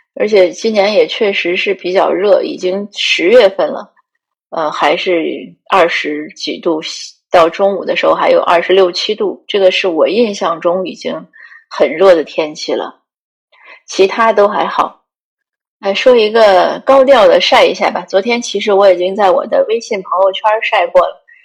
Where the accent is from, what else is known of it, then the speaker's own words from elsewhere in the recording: one of the five provinces of North China, China; moved away as an adult; also born or lived in Greater Vancouver, Canada; now in Vancouver, Canada; 如果问我哪里人呢，我一般都会说华北无省，你猜三次